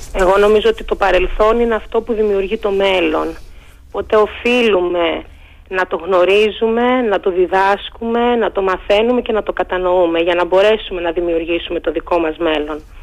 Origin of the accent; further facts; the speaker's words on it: Greece; Εγώ είμαι από το Αγρήμιο, από χωριό του Αγρήμιου.